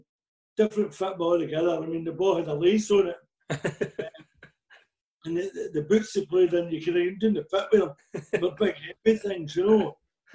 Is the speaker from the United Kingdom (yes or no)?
yes; Rutherglen, Scotland, United Kingdom; also born or lived in London; I was born in London and my mother disappeared. There's a lot of people did in the war. My father brought me up to my granny in Rutherglen.